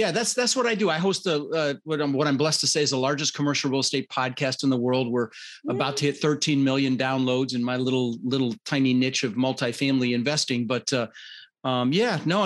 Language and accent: English; Denver, Colorado, United States; also born or lived in Netherlands; I immigrated this country when I was 6 years old. I was born in the Netherlands, Holland, wooden shoes, windmills. And we immigrated with my brother Albert, my mother's Vancha, and we ended up in Denver, Colorado